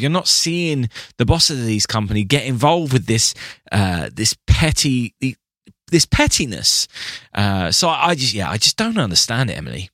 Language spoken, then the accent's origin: English; England, United Kingdom; I'm English